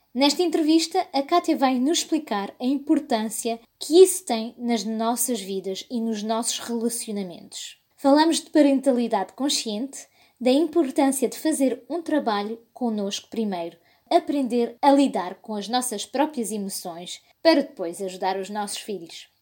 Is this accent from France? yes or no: yes; France; moved away as an adult; also born or lived in United States / England; now in Portugal; Nasci e cresci na França, de um pai francês e uma mãe portuguesa